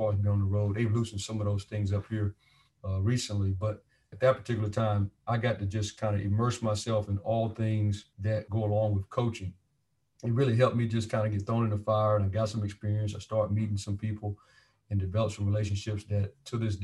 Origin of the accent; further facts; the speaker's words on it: North Carolina, United States; at a school called Jack Britt High School in Fayetteville, North Carolina, my home state